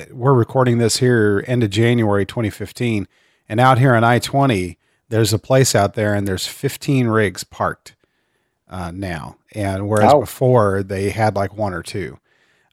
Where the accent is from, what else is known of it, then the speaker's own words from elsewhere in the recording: Central Texas, United States; moved away as an adult; also born or lived in San Antonio, Texas; now in Midland, United States; I grew up in Central Texas, and I spent some time down in San Antonio as well